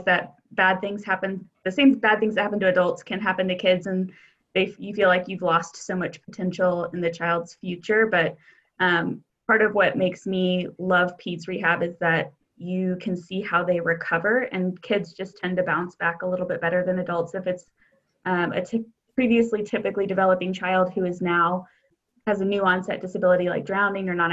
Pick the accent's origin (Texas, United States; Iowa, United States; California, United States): Texas, United States; Arlington; also born or lived in St. Petersburg, Florida / Chicago; I am from the Dallas-Fort Worth area, grew up in Arlington